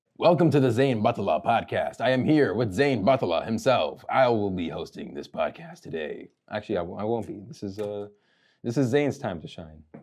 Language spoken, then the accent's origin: English; Lombard, Illinois, United States; Lombard, which is my hometown